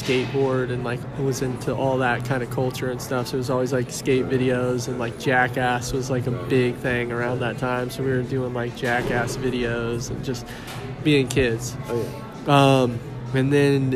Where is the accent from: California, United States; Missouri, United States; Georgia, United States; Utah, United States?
Missouri, United States; Lake Lotawana; also born or lived in Kansas City; I'm originally from Lake Lotawanna, Missouri. Grew up there, grew up in Kansas City.